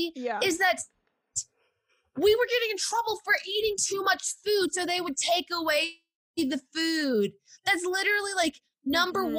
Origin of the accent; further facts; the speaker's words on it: the South, United States; growing up in the South.